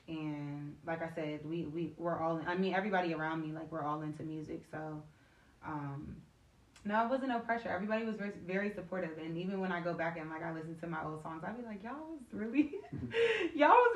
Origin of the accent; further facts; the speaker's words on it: United States; also born or lived in Chicago, Illinois / Montgomery County, Maryland / Charles County, Maryland / Washington, D.C.; now in Prince George's County, Maryland, United States; I'm originally from Chicago. I've grown up in the DMV area. Like, I've lived in Montgomery County, Charles County, D.C., so I live in PG right now. But Chicago's my hometown